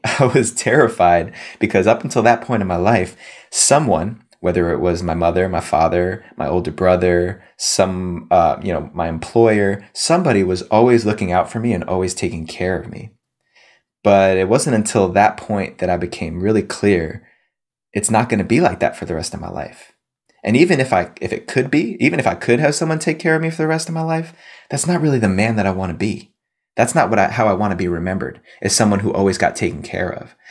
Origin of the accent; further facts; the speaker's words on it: New Jersey, United States; I grew up on the East Coast in New Jersey, just outside the suburbs of New York City